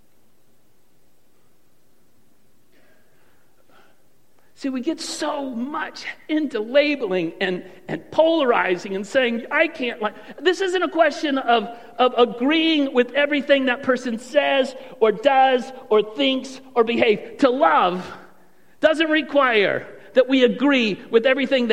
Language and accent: English; Wayne, Michigan, United States; also born or lived in Bad Axe, Michigan; I was born in Annapolis Hospital, Wayne, Michigan.